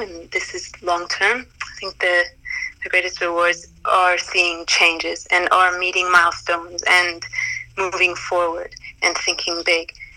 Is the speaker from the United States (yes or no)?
no; Calgary, Alberta, Canada; moved away as an adult; also born or lived in Toronto / Zanzibar; I was born and raised in Calgary